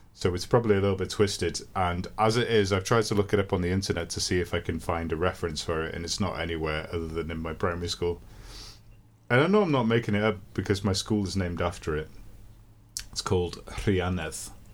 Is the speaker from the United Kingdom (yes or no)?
yes; Llandudno, Wales, United Kingdom; Llandudno, my hometown.